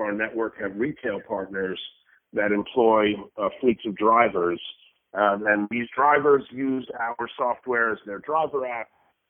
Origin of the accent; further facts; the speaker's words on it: Brooklyn, New York, United States; now in Venice Beach, United States; I just moved out to Williamsburg. I was from Williamsburg, Brooklyn